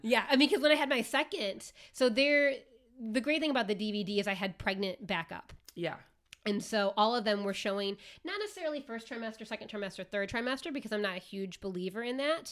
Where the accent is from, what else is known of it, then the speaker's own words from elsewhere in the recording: Midwest, United States; moved away; also born or lived in New York City; I'm from the Midwest